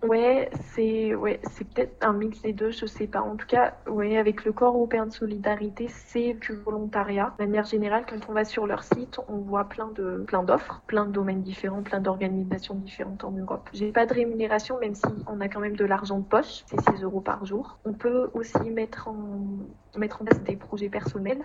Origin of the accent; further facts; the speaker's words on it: Puy-de-Dôme, Clermont-Ferrand, Auvergne-Rhône-Alpes, France; moved away as an adult; Je suis du Puy-de-Dôme, de Clermont-Ferrand. Voilà. Mais euh, j'ai grandi à la campagne, dans l'endroit euh, très rural